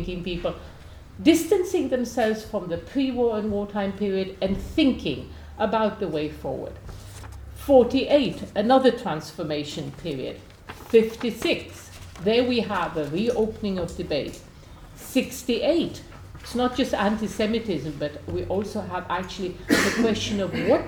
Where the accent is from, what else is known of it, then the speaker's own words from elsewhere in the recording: Poland; moved away as an adult; now in United Kingdom; I was brought up in Poland until I was 19